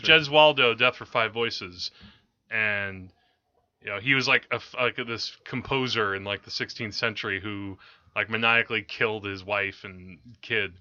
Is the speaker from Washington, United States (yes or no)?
no; Teaneck, New Jersey, United States; growing up in Teaneck